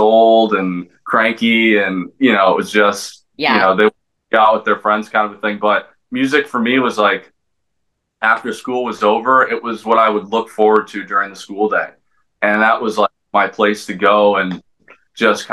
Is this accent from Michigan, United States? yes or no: no; Los Angeles, California, United States; I'm from Los Angeles. I'm born and raised.